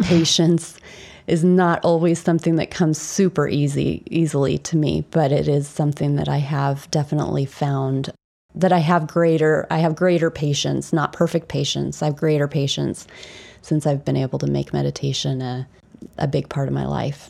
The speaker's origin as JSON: {"language": "English", "town": "Indianapolis", "region": "Indiana", "country": "United States", "tie": "born or raised there", "also_born_or_lived": "England", "moved": "as an adult", "said": "I was born in Indianapolis, Indiana, which is in America."}